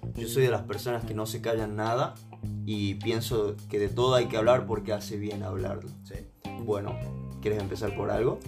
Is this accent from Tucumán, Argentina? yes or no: yes; San Miguel de Tucumán, Tucumán, Argentina; also born or lived in Salta; yo nací en Salta y me crié en Tucumán.